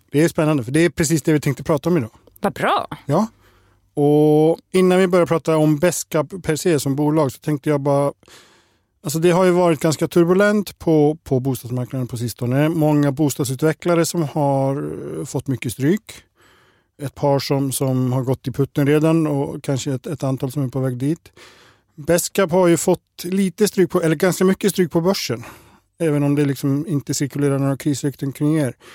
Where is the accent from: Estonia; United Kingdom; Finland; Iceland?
Iceland; now in Sweden; Jag brukar säga att jag är klimatflykting från Island. Och det är just på sådana här dagar det stämmer. För sådana här dagar blir det aldrig på Island.